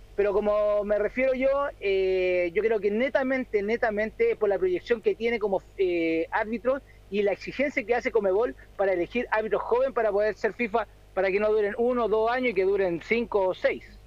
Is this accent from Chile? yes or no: yes; Chile; soy chileno